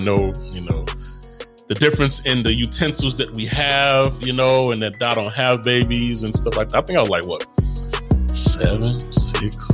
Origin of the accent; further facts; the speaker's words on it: Chicago, Illinois, United States; also born or lived in Inglewood; I grew up in Chicago